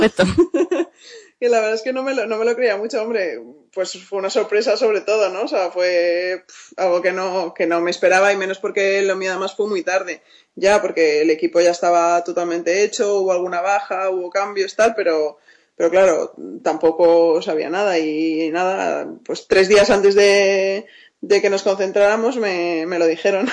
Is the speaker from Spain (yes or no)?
yes; Spain; moved away as an adult; yo soy la única española